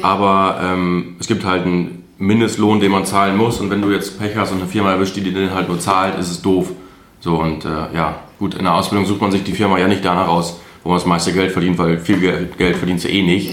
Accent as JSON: {"language": "German", "town": "Altenberge", "region": "North Rhine-Westphalia", "country": "Germany", "moved": "as an adult", "lives_now": "Diepholz, Germany"}